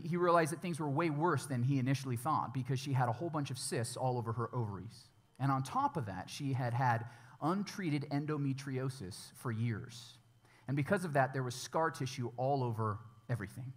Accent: United States; American Christians

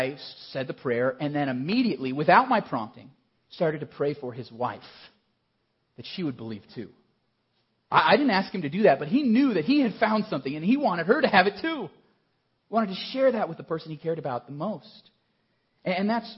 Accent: Colorado Springs, Colorado, United States; I grew up in Colorado Springs

